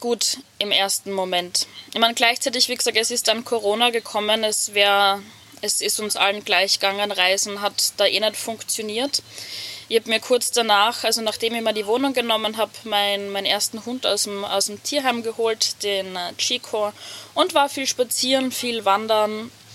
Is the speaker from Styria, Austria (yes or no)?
yes; Hitzendorf, Styria, Austria; sitze gerade in meinem Van in Hitzendorf, meiner Heimatgemeinde